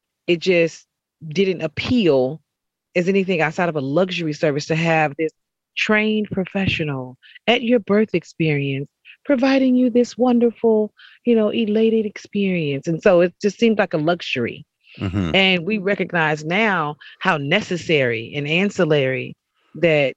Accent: Fort Worth, Texas, United States; I'm from Fort Worth, Texas, originally, right outside of Dallas. So that is home

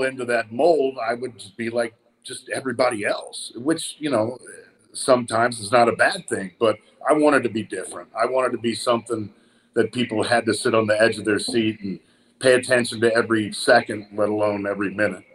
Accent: Tulsa, Oklahoma, United States; growing up in Tulsa, Oklahoma

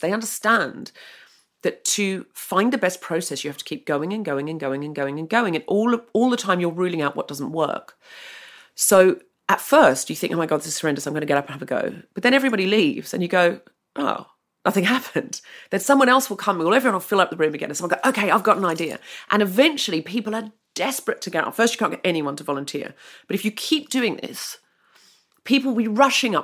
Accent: Australia; I was r, born and raised in Australia.

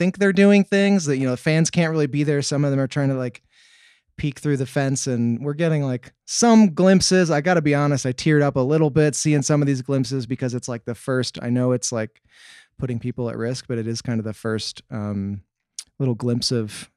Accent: Milwaukee, Wisconsin, United States; moved away; I grew up in Milwaukee

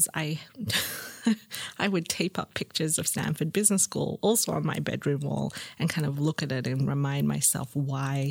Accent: Sydney, New South Wales, Australia; also born or lived in Singapore; I grew up in Sydney in Lane Cove

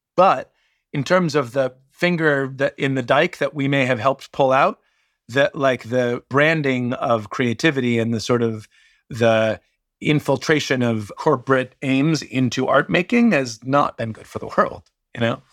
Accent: Washington, District of Columbia, United States; I grew up in Washington, D C, in the shadow of Discord Records

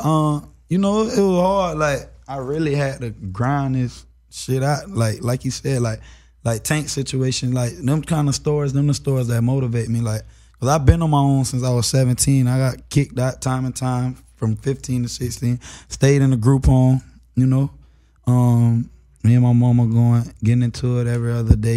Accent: Florida, United States; I'm from Florida

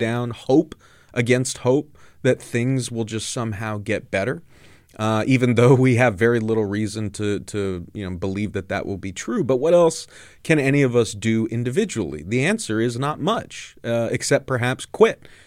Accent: Southern California, United States; I grew up very conservative in Southern California

